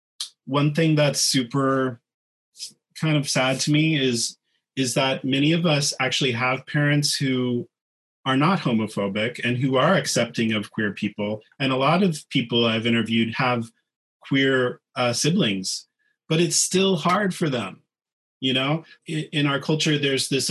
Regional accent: Kansas, United States; moved away as an adult; also born or lived in New York City / Los Angeles; I'm from a small town in Kansas

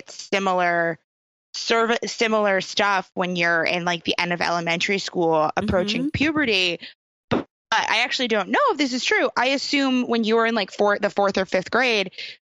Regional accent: New York, United States; I grew up in New York State

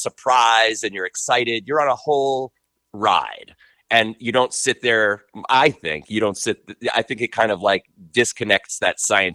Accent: Long Island, New York, United States; moved away; I'm from Long Island originally

